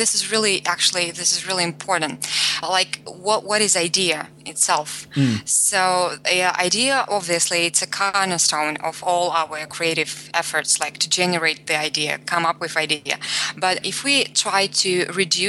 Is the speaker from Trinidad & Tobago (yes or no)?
no; Russia; I grew up in Russia and Russian myself